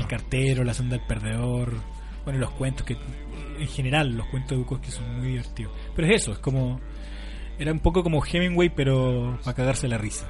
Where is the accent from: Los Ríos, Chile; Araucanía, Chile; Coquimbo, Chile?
Coquimbo, Chile; La Serena; la Universidad de La Serena, de donde yo provengo